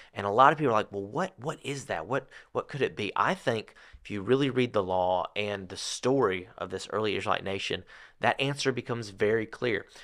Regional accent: United States; growing up in America nowadays

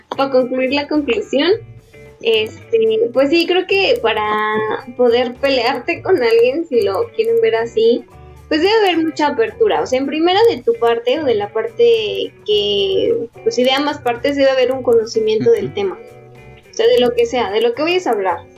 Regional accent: Mexico; no me acuerdo qué se había preparado, pero soy mexicano

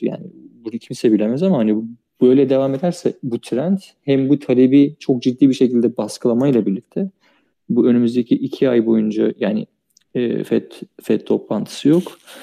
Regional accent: Çanakkale, Turkey; ben Çanakkale'liyim.

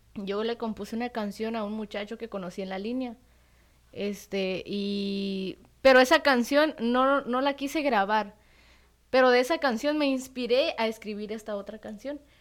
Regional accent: La Trinitaria, Chiapas, Mexico; soy chapaneca de la Trinitaria

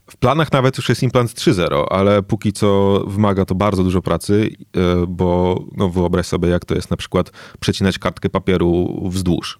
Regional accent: Lublin, Lublin Voivodeship, Poland; also born or lived in Singapore; urodziłem się w Lublinie, zacząłem tutaj uczyć się, e, chodzić do, do szkoły

